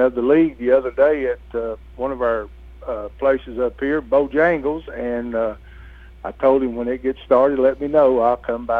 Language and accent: English; Kentucky, United States; now in La Vergne, United States; I'm originally from Kentucky